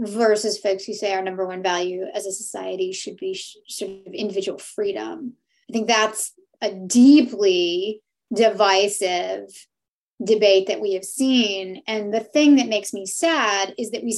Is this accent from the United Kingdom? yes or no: no; Canada; we're Canadian